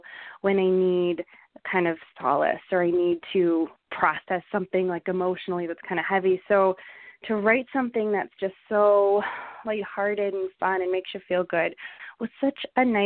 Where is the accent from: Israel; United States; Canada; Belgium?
Canada; Calgary, Alberta; growing up in Calgary, country music was a huge part of my life